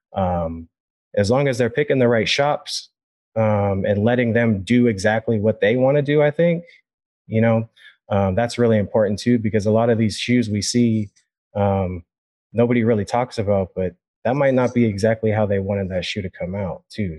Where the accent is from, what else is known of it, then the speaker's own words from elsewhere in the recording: Sacramento, California, United States; I grew up in Sacramento my whole life